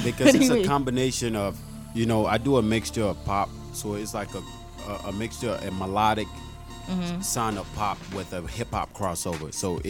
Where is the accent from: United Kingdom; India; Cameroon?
Cameroon; English is a second language; moved away; I was born and raised in Africa. You know, get out of here! Yeah, Cameroon, Africa, West Side.